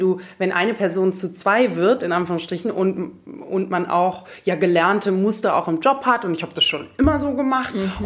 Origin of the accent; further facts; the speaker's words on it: Munich, Bavaria, Germany; moved away as an adult; also born or lived in Greece / Frankfurt; in Griechenland geboren und hier aufgewachsen in München